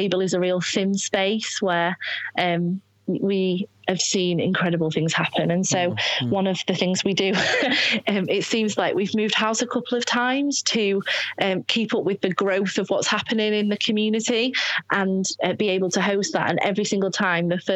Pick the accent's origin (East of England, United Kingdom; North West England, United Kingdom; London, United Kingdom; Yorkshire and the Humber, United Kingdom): Yorkshire and the Humber, United Kingdom; Scunthorpe; moved away; I'm from Scunthorpe, we are foreigners in our community